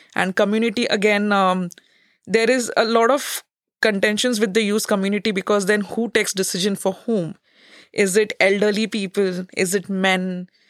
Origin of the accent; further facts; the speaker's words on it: India; moved away as an adult; now in Netherlands; a researcher from India.